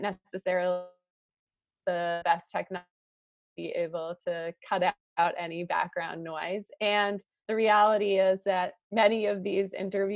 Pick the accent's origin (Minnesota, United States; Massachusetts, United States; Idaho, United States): Massachusetts, United States; Boston; I grew up in Boston, so I really haven't strayed too far.